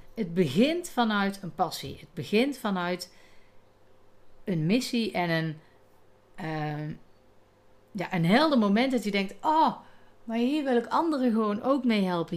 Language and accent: Dutch; North Brabant, Netherlands; accent: Brabantse tongval; mijn Brabantse tongval